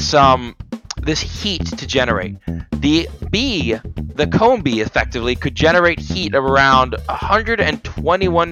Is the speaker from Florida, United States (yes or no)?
yes; Florida, United States; I'm born and raised in Florida.